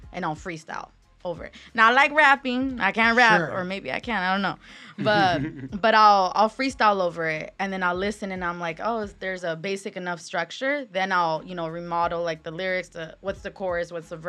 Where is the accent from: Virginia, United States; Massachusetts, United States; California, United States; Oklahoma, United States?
California, United States; Riverside; I'm from Riverside